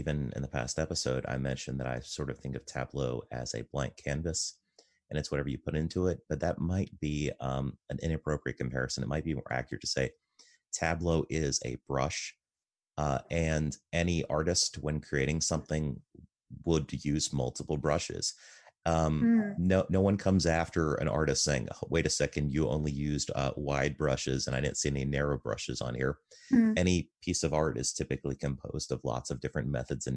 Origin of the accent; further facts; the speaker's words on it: United States; I'm an American and I'm male and I'm married